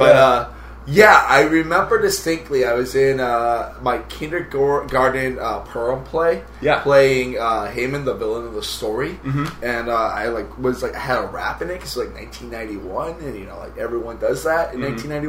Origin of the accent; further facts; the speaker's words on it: Miami, Florida, United States; now in New York, United States; Born and raised in Miami, Florida.